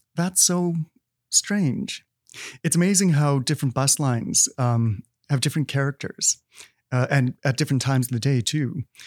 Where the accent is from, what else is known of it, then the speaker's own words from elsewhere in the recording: Manitoba, Canada; moved away; I'm from Manitoba